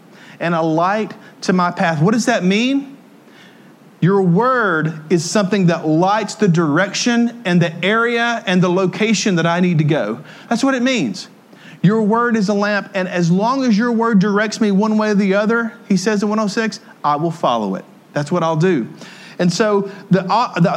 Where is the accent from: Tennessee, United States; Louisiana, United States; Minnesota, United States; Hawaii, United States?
Tennessee, United States; also born or lived in Ohio / Jackson, Tennessee; I was from Podunk, Tennessee, and I moved out of Tennessee up to Ohio, and I lived in Podunk, Ohio, too. But I moved back to Jackson, Tennessee